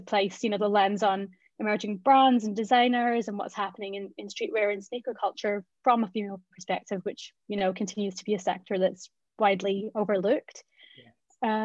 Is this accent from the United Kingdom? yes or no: yes; Glasgow, Scotland, United Kingdom; moved away as an adult; now in London, United Kingdom; I grew up in Glasgow